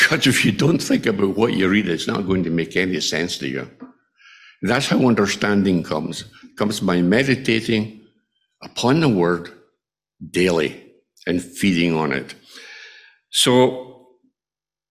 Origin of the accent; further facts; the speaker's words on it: Scotland, United Kingdom; moved away; my hometown in Scotland